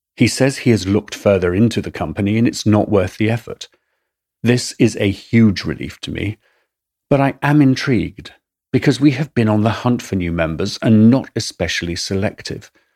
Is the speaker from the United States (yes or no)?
no; England, United Kingdom; accent: English; my English accent